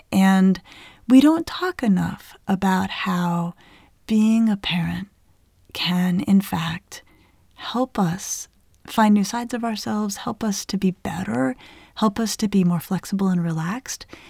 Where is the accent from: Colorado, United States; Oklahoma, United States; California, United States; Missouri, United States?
Colorado, United States; I grew up in Colorado in the Southwest